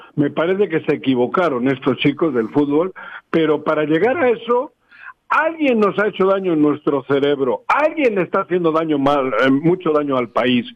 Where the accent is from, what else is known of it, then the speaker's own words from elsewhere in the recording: Bilbao, Basque Country, Spain; accent: Spanish; now in Mexico; Yo vengo de Bilbao